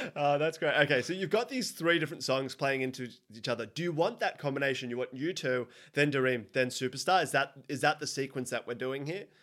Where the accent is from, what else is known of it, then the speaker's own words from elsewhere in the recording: Sydney, New South Wales, Australia; I'm from Sydney